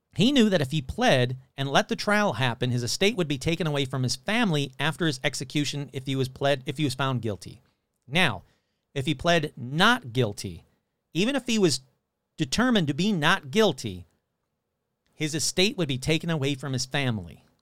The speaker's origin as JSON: {"language": "English", "country": "United States", "said": "I'm an American. I went to, you know, American school, public schools"}